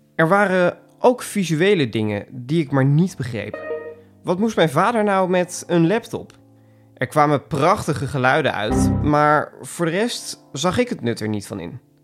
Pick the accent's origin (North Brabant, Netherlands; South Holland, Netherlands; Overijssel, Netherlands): Overijssel, Netherlands; Markelo; Ik groeide op in het Twentse dorpje Markelo